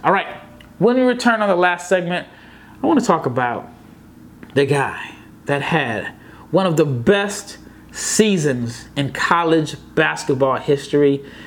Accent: Omaha, Nebraska, United States; born or raised there

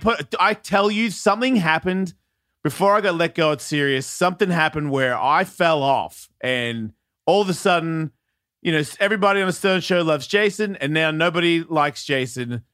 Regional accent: Australia; moved away; I'm from Australia

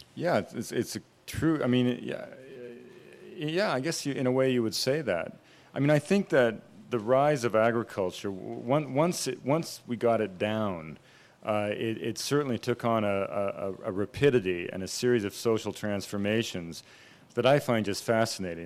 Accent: British Columbia, Canada; I grew up in British Columbia

